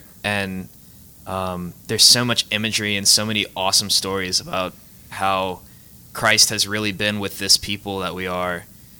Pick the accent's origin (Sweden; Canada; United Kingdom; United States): United States; Lafayette, Louisiana; I am born and raised here in Lafayette.